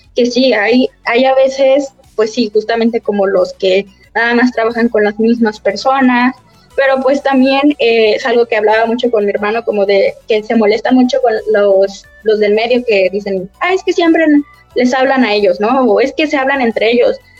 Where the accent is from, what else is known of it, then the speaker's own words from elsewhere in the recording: Cuernavaca, Morelos, Mexico; nosotros que somos de Cuernavaca, Cuernavaca Morelos